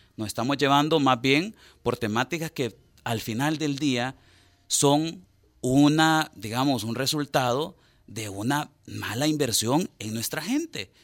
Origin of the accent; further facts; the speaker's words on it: El Salvador; nosotros como sociedad salvadoreña